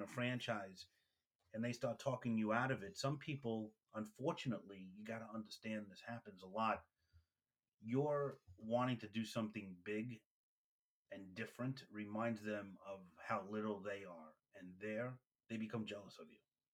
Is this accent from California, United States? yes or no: no; New York City, New York, United States; I'm from Brooklyn